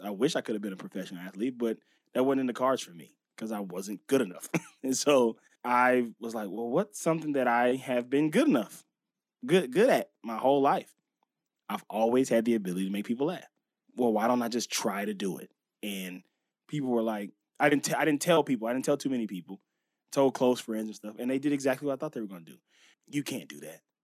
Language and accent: English; Los Angeles, California, United States; also born or lived in Inglewood; I always say West L A because I s, spent so much time in that area. So the, the Venice, La Cienega, Pico area in, in that, you know, right before you get to Culver City, which is just known as West Los Angeles. I grew up right there